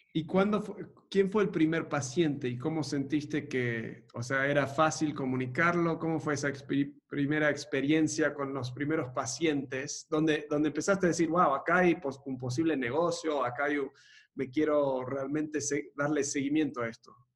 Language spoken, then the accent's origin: Spanish; Argentina; also born or lived in Montevideo, Uruguay; now in Mexico; vengo de, Argentina, me crié en Argentina